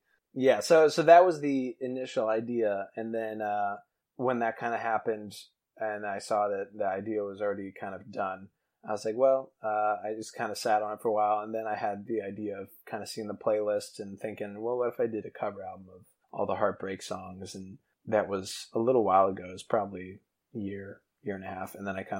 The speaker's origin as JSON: {"language": "English", "region": "New Hampshire", "country": "United States", "tie": "born or raised there", "said": "Yeah, her first album will always have like a special place in my heart, because I grew up in New Hampshire"}